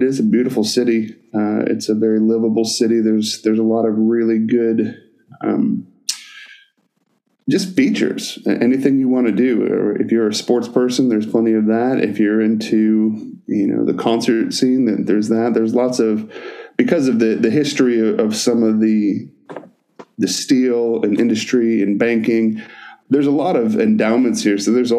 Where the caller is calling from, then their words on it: Pittsburgh, Pennsylvania, United States; I'm calling in from Pittsburgh, Pennsylvania, where I pastor Grace and Peace Presbyterian Church.